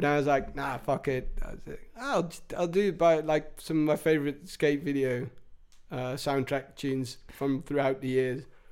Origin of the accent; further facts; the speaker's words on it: England, United Kingdom; now in Netherlands; where I grew up in England